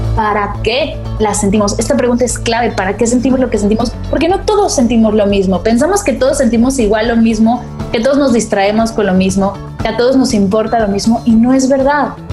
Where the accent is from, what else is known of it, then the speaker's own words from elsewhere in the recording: Mexico; moved away as an adult; now in Barcelona, Spain; Me mudé para acá, soy mexicana, pero me mudé para acá para estudiarla